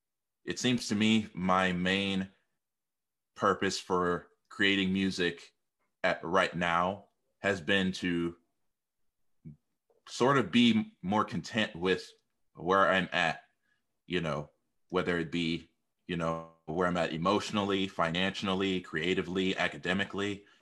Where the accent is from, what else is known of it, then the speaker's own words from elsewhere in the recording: St. Louis, Missouri, United States; I am from St. Louis, Missouri. I've been here my whole life